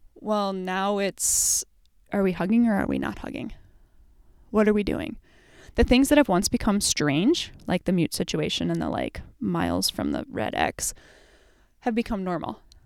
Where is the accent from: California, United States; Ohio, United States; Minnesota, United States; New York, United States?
Minnesota, United States; we're Minnesotan